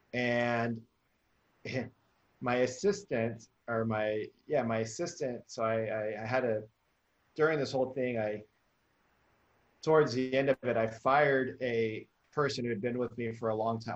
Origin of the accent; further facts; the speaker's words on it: Memphis, Tennessee, United States; I came from Memphis, Tennessee